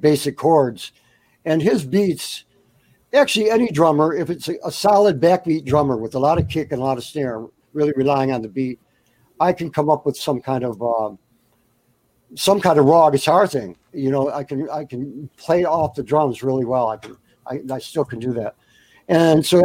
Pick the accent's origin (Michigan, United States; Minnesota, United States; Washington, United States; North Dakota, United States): Michigan, United States; Detroit; also born or lived in Buffalo, New York / Florida; I grew up in Motown when I was 11 years old. I moved into Detroit. I was born in Buffalo, New York. I moved to Detroit when I was about 9 or 10.